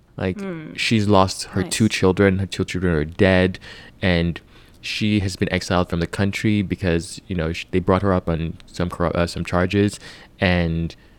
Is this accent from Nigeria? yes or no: yes; Nigeria; I'm Nigerian